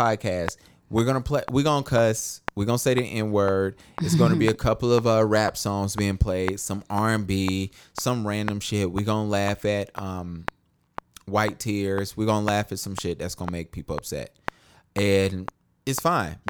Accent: Charlotte, North Carolina, United States; Born and raised in Charlotte, North Carolina

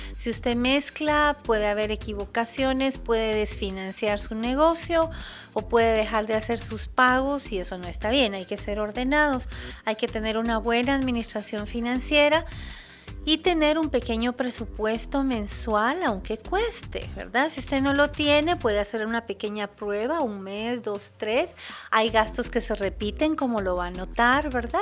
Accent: Guatemala; nuestro país, es ah, nuestro compromiso como guatemaltecos

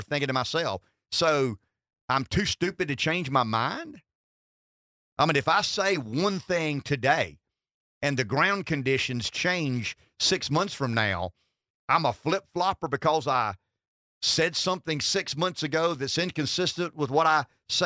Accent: the South, United States; accent: southern

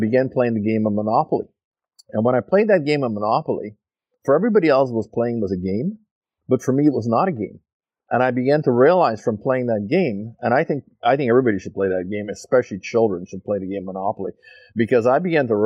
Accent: Montreal, Quebec, Canada; also born or lived in Fort St. John; now in Abbotsford, Canada; no, I'm not from Fort St. John. I'm from Montreal.

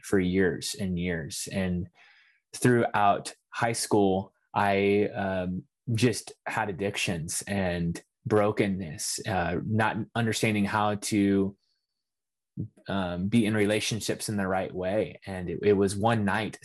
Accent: north of Houston, Texas, United States; I grew up in Texas, north of Houston, about an hour outside of the city

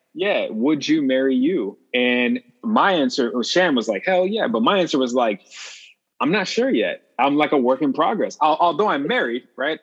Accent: Chicago, Illinois, United States; my midwest upbringing being from chicago

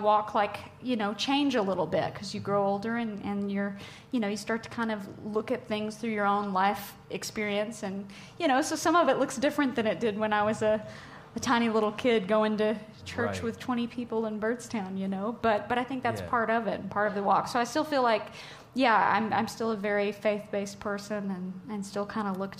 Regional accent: Tennessee, United States; growing up in Tennessee, music is just such a way of life for so many people.

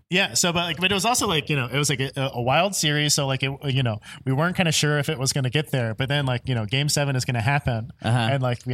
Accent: Tennessee, United States; now in Chicago, United States; I'm from Tennessee.

